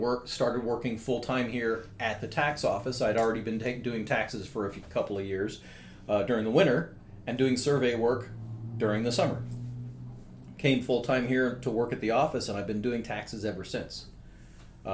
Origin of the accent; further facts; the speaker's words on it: San Jose, California, United States; I grew up right here in San Jose